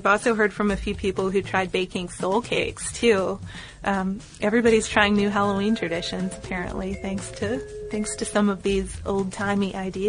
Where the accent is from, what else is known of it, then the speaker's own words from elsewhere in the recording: Carlow, County Carlow, Ireland; Where I grew up in Ireland, one of the main crops was sugar beet. In Carlowtown, there was a big sugar factory that only closed down a few years ago